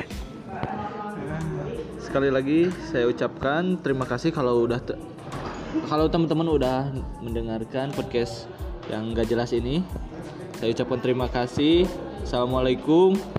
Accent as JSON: {"language": "Indonesian", "town": "Garut", "region": "West Java", "country": "Indonesia", "tie": "born or raised there", "said": "asli Asgar"}